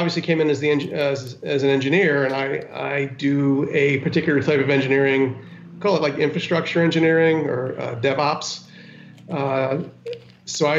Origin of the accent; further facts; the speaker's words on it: Westchester County, New York, United States; also born or lived in Yonkers, New York; I was born in Yonkers and grew up in Westchester County